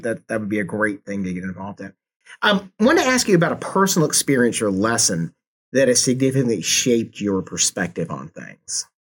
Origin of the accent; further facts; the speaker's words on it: Atlanta, Georgia, United States; now in Kansas City, United States; I'm, I'm originally from the Atlanta, Georgia area